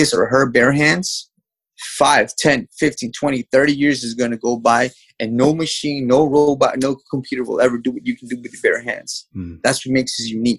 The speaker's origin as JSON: {"language": "English", "town": "New York City", "region": "New York", "country": "United States", "tie": "born or raised there", "also_born_or_lived": "Mexico", "said": "I was born in Mexico and raised in the United States in the city of New York. I came to New York when I was 3 years old"}